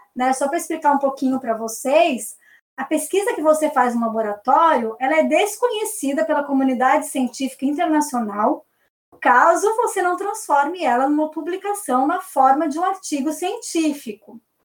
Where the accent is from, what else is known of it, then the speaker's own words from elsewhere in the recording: Brazil; a gente é brasileiro